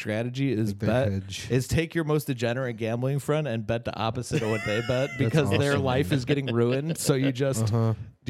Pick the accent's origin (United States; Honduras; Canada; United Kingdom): United States; near Hammond, Indiana; I grew up like in by Hammond, where Horseshoe is. I grew up a town over from where Horseshoe is.